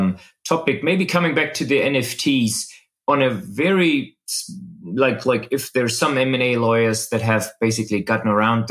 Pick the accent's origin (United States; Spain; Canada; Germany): Germany; Berlin; I am a tech and data lawyer in Berlin